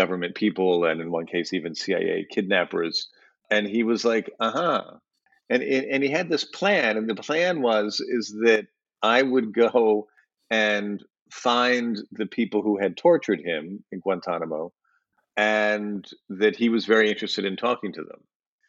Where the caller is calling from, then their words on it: Berlin, Germany; I'm calling in from Berlin, Germany.